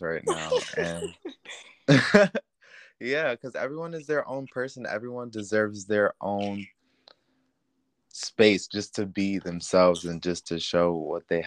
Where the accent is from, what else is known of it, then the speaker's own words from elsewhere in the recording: Syracuse, New York, United States; moved away as an adult; now in New York City, United States; I am from Syracuse, New York. And I moved to New York City when I was 19